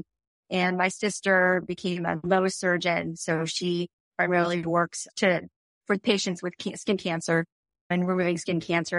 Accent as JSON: {"language": "English", "town": "Phoenix", "region": "Arizona", "country": "United States", "tie": "born or raised there", "also_born_or_lived": "Tucson", "moved": "as an adult", "said": "I grew up in Phoenix, and our first home was about 3 miles from Grand Canyon University"}